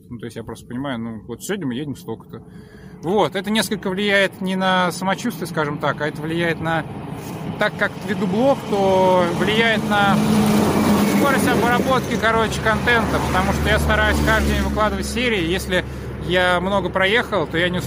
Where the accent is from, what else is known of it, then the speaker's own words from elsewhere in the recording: Sakhalin Oblast, Russia; Я, я сам родом с Сахалина